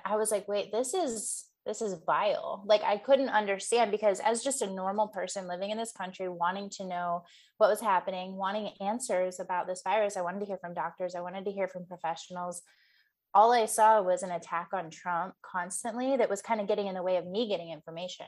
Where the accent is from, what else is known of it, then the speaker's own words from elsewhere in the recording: Midwest, United States; now in Northern California, United States; I grew up in the Midwest.